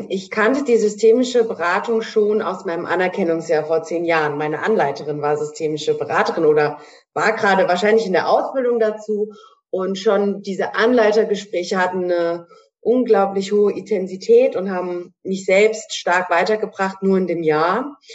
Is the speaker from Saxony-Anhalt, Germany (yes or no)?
no; Hanau, Hesse, Germany; Ich komme aus Hanau in Hessen